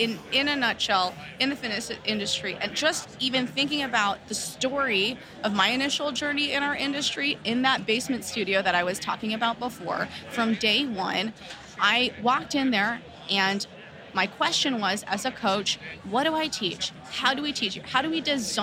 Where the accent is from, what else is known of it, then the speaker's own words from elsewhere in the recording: Los Angeles, California, United States; I'm born and raised in Los Angeles